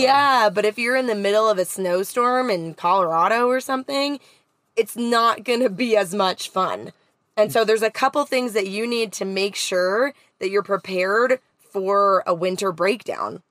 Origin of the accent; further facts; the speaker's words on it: Canada; Growing up in Canada, you always had a winter readiness kit inside of your van or car